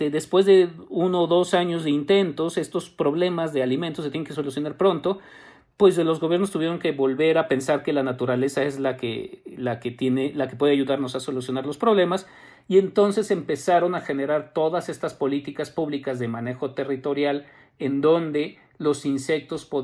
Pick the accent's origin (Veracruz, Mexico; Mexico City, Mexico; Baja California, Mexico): Mexico City, Mexico; yo soy chilango